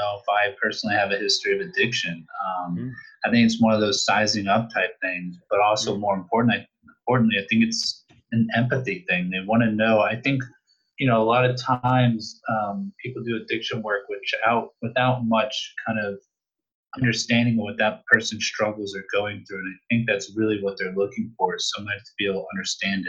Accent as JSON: {"language": "English", "region": "Northern Virginia", "country": "United States", "tie": "born or raised there", "also_born_or_lived": "Caribbean", "lives_now": "Richmond, United States", "said": "I grew up in Northern Virginia, actually. So right now I'm in Richmond"}